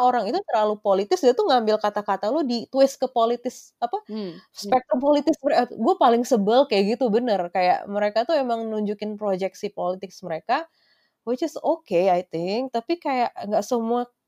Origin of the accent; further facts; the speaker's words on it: Indonesia; gue orang Indonesia